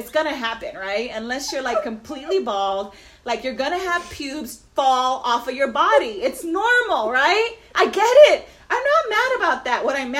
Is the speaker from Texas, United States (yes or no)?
yes; Rio Grande Valley, Texas, United States; moved away; I grew up in the Rio Grande Valley.